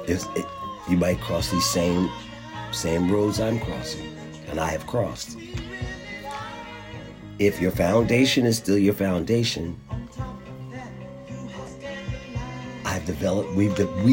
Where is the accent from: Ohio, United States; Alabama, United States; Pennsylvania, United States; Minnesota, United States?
Pennsylvania, United States; Philadelphia; Growing up in Philadelphia, I learned to compartmentalize before I knew what I was doing